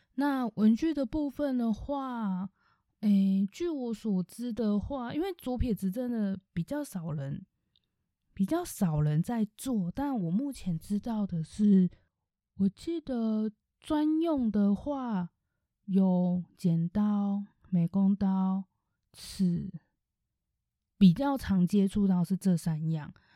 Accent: Taichung, Taiwan; 因为其实我是台中人

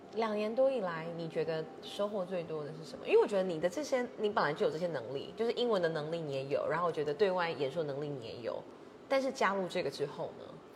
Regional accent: Taiwan; 因为像我们就是台湾人，就是很喜欢品尝美食嘛。

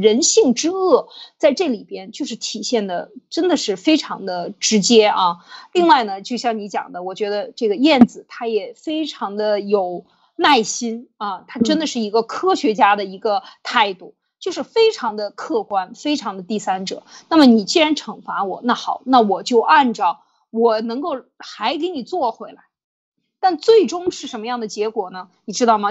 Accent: China; 我们中国人

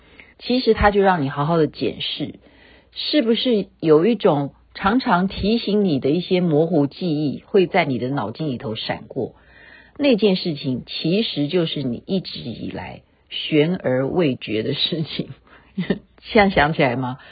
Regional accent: China; 这不是只是我们中国人讲的搞定，它是老外写的

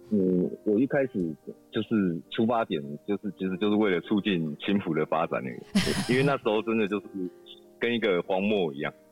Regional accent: Zhongli, Taoyuan, Taiwan; 我一直，一直都是中立人

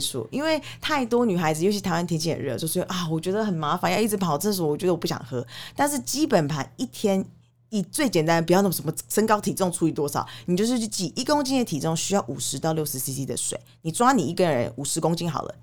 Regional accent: Canada; now in Taiwan; 我小时候在加拿大长大，我们其实从国小就会接触所谓的性教育

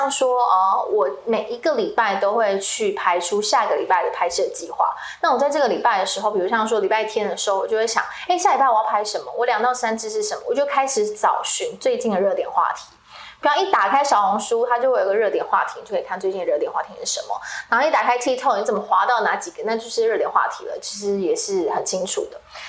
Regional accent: Kaohsiung, Taiwan; accent: Taiwanese-accented Mandarin; moved away as an adult; now in Taipei, Taiwan; 我因为我是高雄人，我十八岁上来台北的时候，我一开口，全部的人会傻眼，因为我讲话台湾国语。

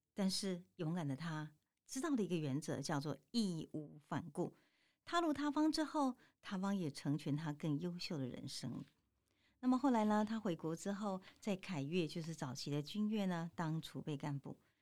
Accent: Tainan, Taiwan; 我们台南人，尤其我们长年在耕耘台南的文化以及台南生活美学的人

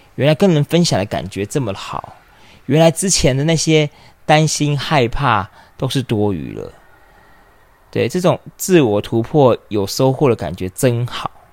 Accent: Taipei, Taiwan; also born or lived in London, United Kingdom; 我是土生土长的台北人

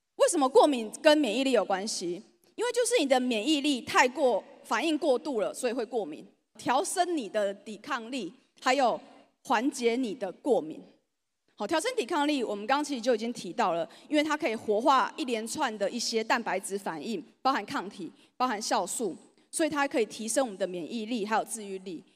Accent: Changhua County, Taiwan; 我本身是彰化人。 所以我来到这里真的有一种我回到家的感觉

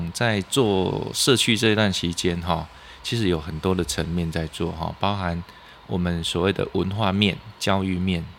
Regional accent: Lunbei, Yunlin County, Taiwan; 好，呃，我是云林的的子弟啦，哈，那是仑背乡。那因为我读书在嘉义师院，在民雄。

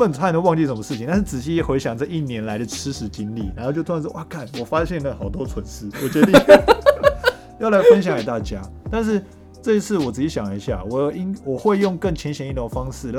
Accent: Taipei, Taiwan; 我从台北来到高雄，我是一个小菜兵

